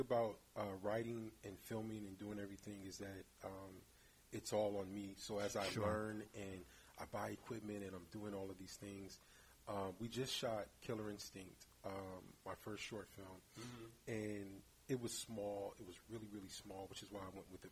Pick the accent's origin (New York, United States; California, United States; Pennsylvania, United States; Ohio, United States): California, United States; San Francisco; growing up in San Francisco, especially in the 80s, we were allowed to take the bus to the Tenderloin by ourselves.